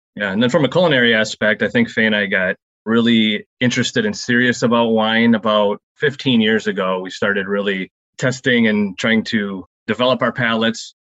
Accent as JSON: {"language": "English", "area": "Saginaw", "region": "Michigan", "country": "United States", "said": "we're from out of the area. We're from Saginaw Lake"}